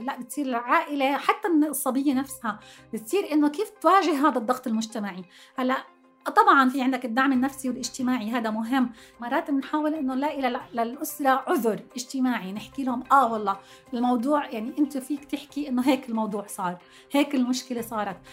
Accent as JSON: {"language": "Arabic", "country": "Jordan", "said": "عندنا بالأردن"}